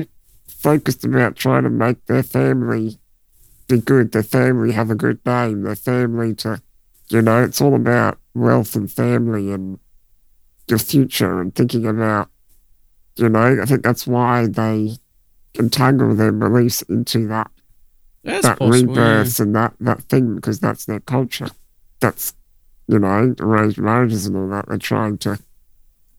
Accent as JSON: {"language": "English", "country": "Australia", "said": "we're Australian"}